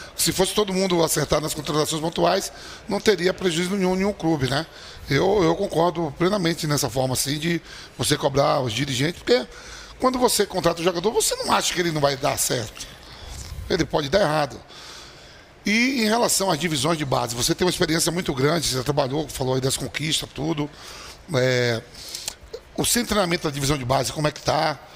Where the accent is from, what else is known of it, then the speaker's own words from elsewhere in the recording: Bahia, Brazil; moved away as an adult; also born or lived in Netherlands; eu sou baiano, chego no Corinthians em 98